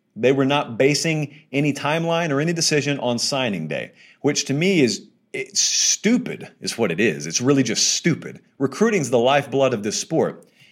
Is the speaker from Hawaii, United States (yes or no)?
no; near Auburn, Alabama, United States; I grew up near Auburn